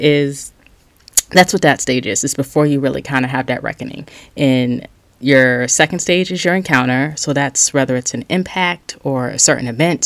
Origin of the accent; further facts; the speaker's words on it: Charleston, South Carolina, United States; I'm from Charleston, South Carolina, and we have some of the most bipolar weather